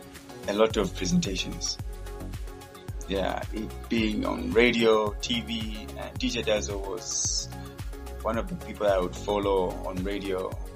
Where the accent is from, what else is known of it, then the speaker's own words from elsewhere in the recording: Lusaka, Lusaka Province, Zambia; English is a second language; also born or lived in Kitwe / Luapula; okay, I was born in Kitwe. I was in 1992 and stayed in Lusaka when I was a little bit young, and then also partly stayed in Wapula and came back to Lusaka in 2002.